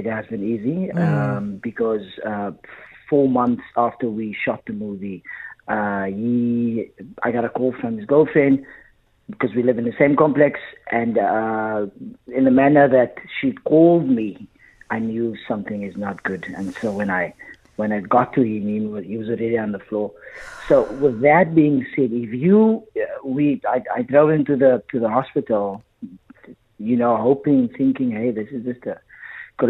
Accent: Paarl, Western Cape, South Africa; I'm from Paul

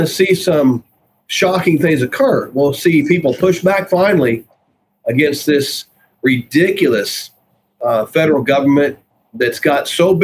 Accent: Oklahoma, United States; here in my home state where I am right now

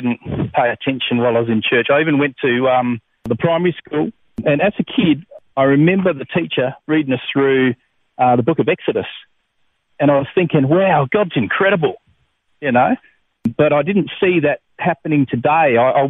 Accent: Adelaide Hills, South Australia, Australia; I grew up in the Adelaide Hills in South Australia.

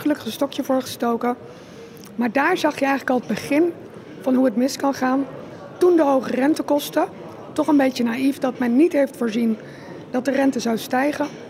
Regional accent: Rotterdam, South Holland, Netherlands; Ik kom uit Rotterdam

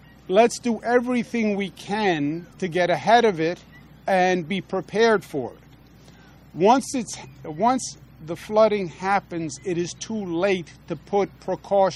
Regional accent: New York, United States; as a New Yorker, and I represent the people of New York

